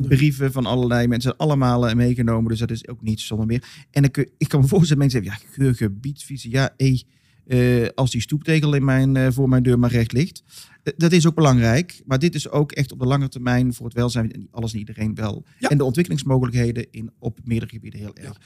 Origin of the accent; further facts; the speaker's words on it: Molenschot, North Brabant, Netherlands; Vooral in Modeschot, waar ik vandaan kom